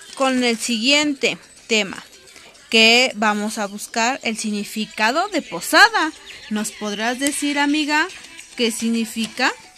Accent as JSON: {"language": "Spanish", "country": "Mexico", "said": "como Muchos mexicanos decimos aquí"}